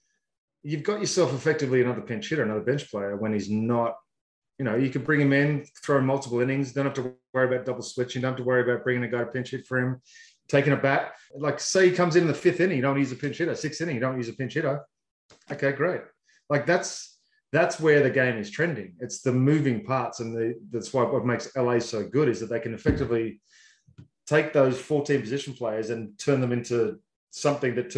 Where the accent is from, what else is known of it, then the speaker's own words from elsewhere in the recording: Australia; as an Australian, we legitimately grow up playing and watching and loving any sport you can play